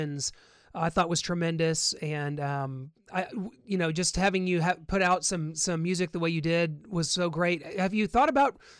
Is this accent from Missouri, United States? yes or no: yes; Missouri, United States; I'm from Missouri